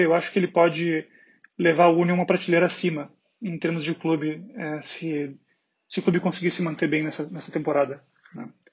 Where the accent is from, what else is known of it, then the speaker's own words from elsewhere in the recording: Porto Alegre, Rio Grande do Sul, Brazil; now in Berlin, Germany; eu sou de Porto Alegre, moro em Berlim